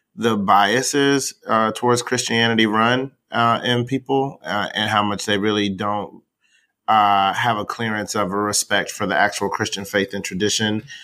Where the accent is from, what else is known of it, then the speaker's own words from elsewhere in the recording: the South, United States; I'm from the South